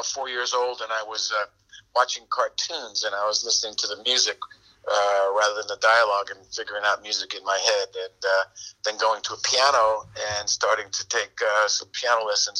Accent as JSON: {"language": "English", "area": "Long Island", "region": "New York", "country": "United States", "tie": "born or raised there", "said": "I'm out on Long Island."}